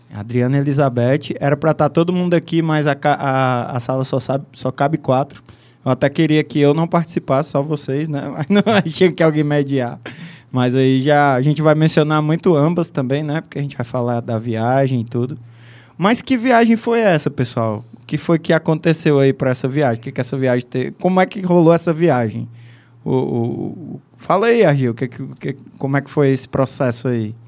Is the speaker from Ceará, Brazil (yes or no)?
yes; Ceará, Brazil; accent: cearense; nosso sotaque aqui, cearense.